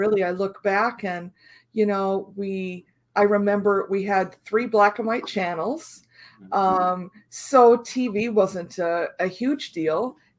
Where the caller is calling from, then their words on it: Illinois, United States; I'm in Central Illinois.